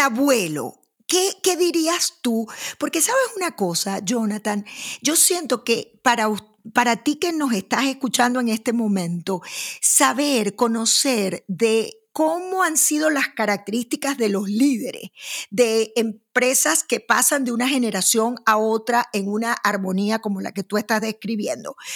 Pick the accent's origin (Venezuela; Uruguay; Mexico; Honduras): Venezuela; Maracaibo, Zulia; yo que vengo de Maracaibo